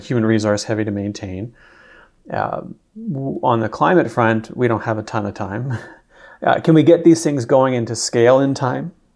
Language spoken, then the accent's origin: English; Peterborough, Ontario, Canada; I'm from Peterborough